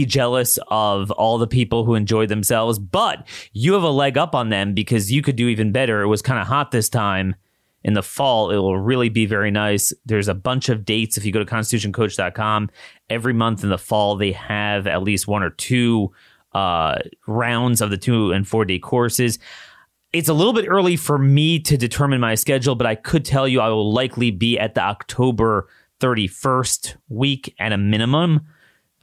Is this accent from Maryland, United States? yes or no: yes; Maryland, United States; my home state, the University of Maryland system